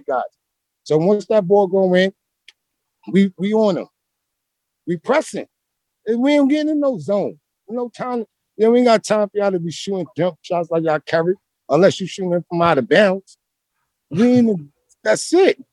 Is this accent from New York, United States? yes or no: yes; New York City, New York, United States; I'm from Brooklyn